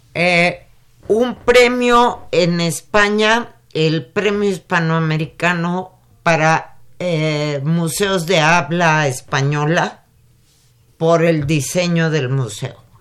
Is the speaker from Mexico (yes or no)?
yes; Mexico; cómo somos los mexicanos